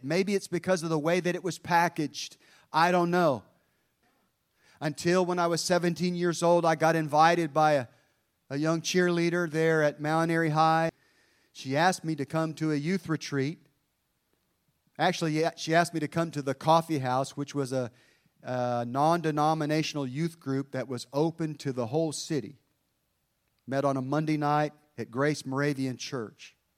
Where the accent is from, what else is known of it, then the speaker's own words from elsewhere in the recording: Hampton, Virginia, United States; I was born in Langley Field, Virginia.